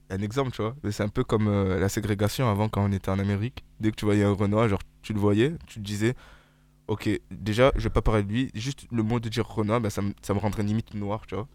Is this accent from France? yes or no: yes; France; on est français